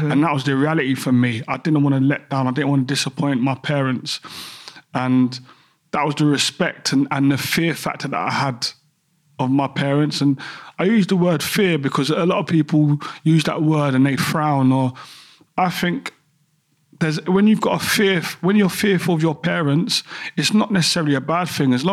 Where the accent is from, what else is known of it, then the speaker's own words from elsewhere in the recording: London, United Kingdom; growing up in Peckham